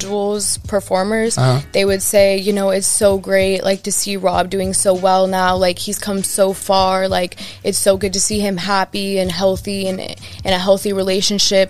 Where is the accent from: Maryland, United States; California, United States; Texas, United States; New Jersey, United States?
California, United States; Los Angeles; I'm from Woodland Hills, California